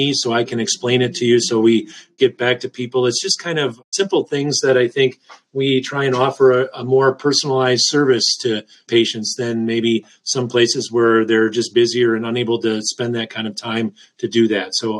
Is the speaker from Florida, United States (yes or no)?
no; Wisconsin, United States; moved away; also born or lived in suburbs of Chicago; I'm from Wisconsin.